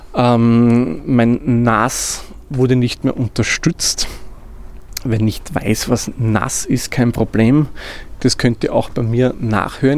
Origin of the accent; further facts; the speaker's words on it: Austria; wie man bei uns in Österreich sagt